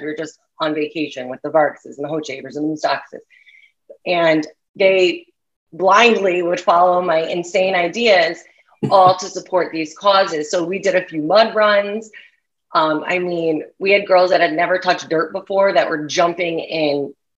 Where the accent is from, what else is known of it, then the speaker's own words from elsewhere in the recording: New York, United States; I'm growing up in New York